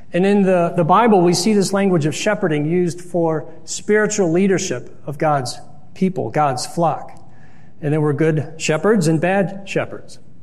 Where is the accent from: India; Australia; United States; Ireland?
United States; Lyndhurst, Ohio; also born or lived in Pepper Pike, Ohio; growing up in Lyndhurst and Pepper Pike.